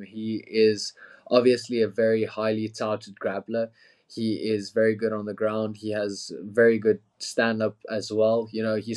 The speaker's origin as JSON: {"language": "English", "town": "Pretoria", "region": "Gauteng", "country": "South Africa", "tie": "born or raised there", "said": "Pretoria, my hometown as well."}